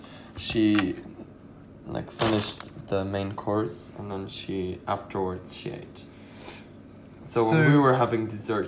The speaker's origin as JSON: {"language": "English", "country": "Austria", "said": "No idea what German noodles are since I'm from Austria."}